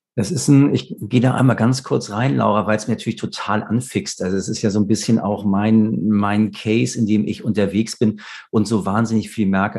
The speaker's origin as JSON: {"language": "German", "region": "Hamburg", "country": "Germany", "said": "als Hamburger"}